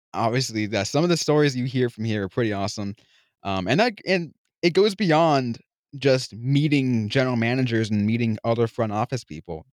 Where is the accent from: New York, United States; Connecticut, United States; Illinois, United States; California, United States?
California, United States; San Jose; my hometown of San Jose